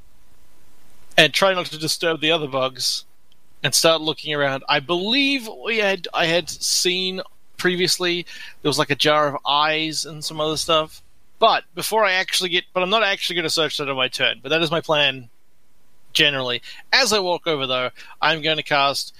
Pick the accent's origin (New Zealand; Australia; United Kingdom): New Zealand; I am from New Zealand